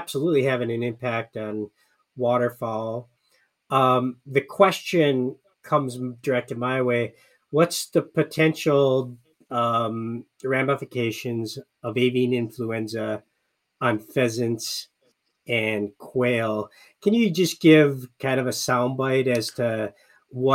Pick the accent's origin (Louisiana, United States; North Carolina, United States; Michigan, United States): Michigan, United States; moved away; I grew up in Michigan